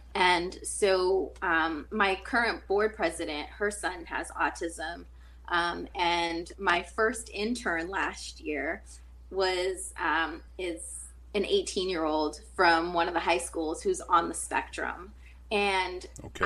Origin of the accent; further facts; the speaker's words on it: Taunton, Massachusetts, United States; moved away as an adult; now in California, United States; born and raised in Massachusetts, well, Taunton, Mass